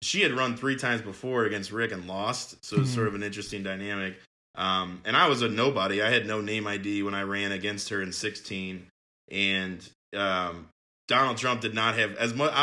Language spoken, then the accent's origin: English; Belleville, Illinois, United States; I am from Belleville